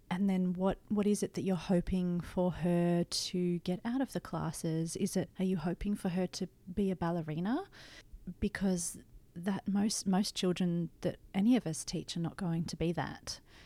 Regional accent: Blue Mountains, New South Wales, Australia; I grew up in the Blue Mountains

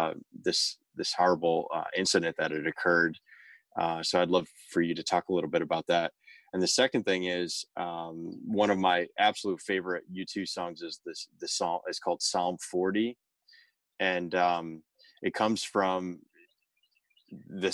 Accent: Northern New Jersey, United States; I'm from Northern New Jersey

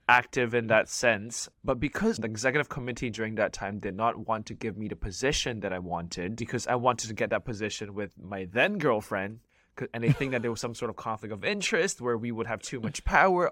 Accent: Hong Kong; now in Philippines; I classify myself as a Hong Konger

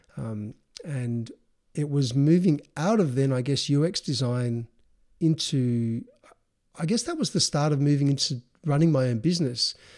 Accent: Adelaide, South Australia, Australia; we grew up in Adelaide, South Australia

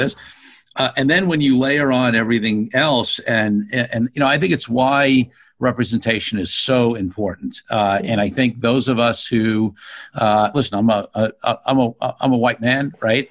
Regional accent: New York City, New York, United States; being a low middle class kid growing up in Brooklyn

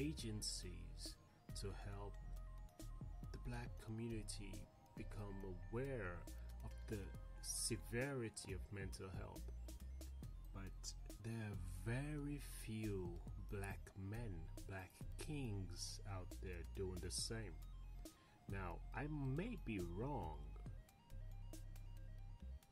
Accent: Sierra Leone; moved away; Growing up in Africa, and let me be precise, growing up in Sierra Leone

